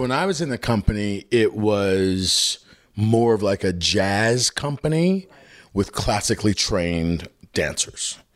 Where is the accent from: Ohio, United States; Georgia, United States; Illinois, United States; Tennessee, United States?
Illinois, United States; Chicago; I was born in Chicago, yeah. I grew up on the South Side.